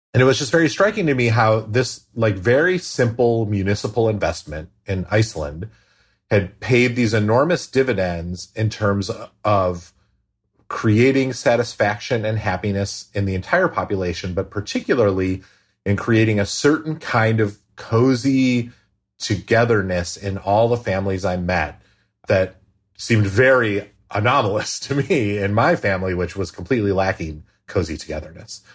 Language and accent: English; United States; to me, an American